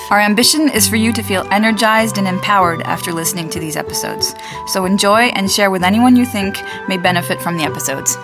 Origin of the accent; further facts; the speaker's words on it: United States; moved away; also born or lived in France; I grew up in the States, but I'm French